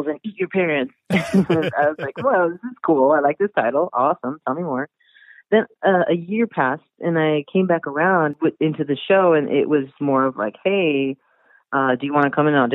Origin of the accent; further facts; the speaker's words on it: Brownsville, Texas, United States; growing up in Brownsville, Texas, which is like the southernmost tip of Texas